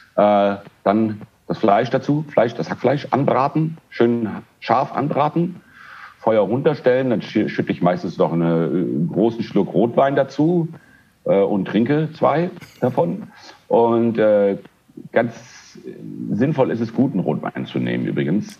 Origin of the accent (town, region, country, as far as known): Frankfurt, Hesse, Germany; born or raised there; moved away as an adult; also born or lived in Düsseldorf / Milan; now in Spain